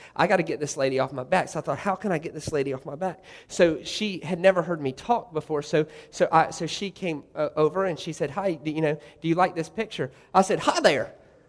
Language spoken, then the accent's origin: English; Goose Creek, South Carolina, United States; I said, listen here, lady, I'm from Goose Creek, South Carolina.